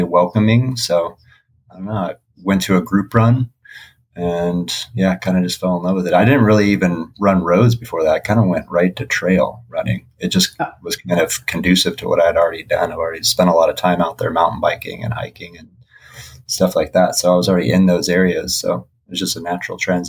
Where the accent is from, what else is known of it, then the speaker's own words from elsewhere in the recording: Las Vegas, Nevada, United States; you're from Vegas